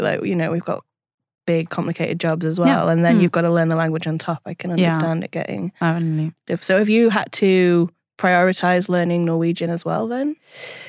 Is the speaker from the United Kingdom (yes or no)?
yes; United Kingdom; moved away as an adult; now in Oslo, Norway; I mean, but I'm British.